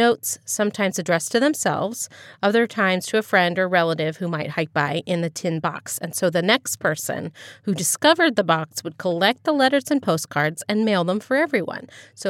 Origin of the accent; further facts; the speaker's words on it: Ohio, United States; You know, where I grew up in Dartmoor. Just outside of Dayton, Ohio.